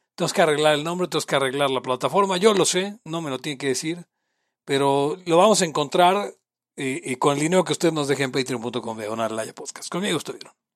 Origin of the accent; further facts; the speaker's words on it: Mexico; Soy de México